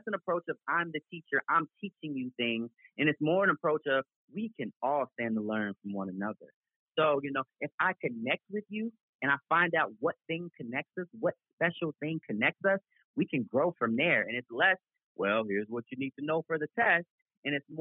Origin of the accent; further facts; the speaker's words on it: Chicago, Illinois, United States; I'm from Chicago